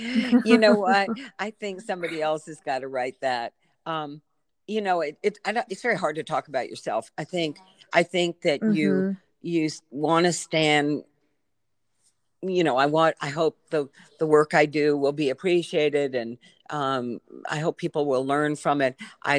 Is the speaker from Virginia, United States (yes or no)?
yes; Virginia, United States; I grew up in Virginia with a family that, my mother particularly was very caring person.